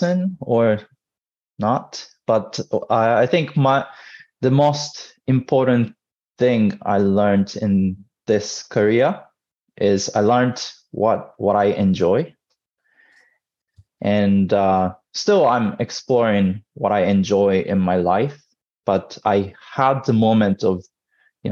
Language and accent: English; Tokyo, Japan; also born or lived in United States; born and raised in Tokyo